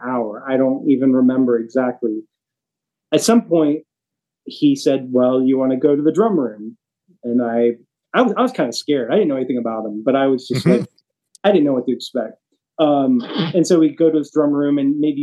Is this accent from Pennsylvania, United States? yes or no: no; North Carolina, United States; now in Nashville, United States; I grew up in North Carolina